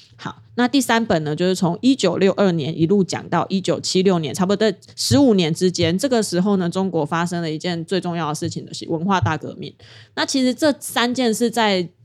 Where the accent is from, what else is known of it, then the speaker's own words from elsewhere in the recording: Taiwan; 我身为台湾人真好，我一定要当 就是一个堂堂正正的台湾人